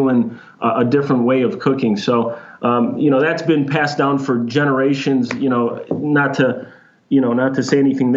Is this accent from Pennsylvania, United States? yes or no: no; Chicago, Illinois, United States; now in Phoenix, United States; I grew up in Chicago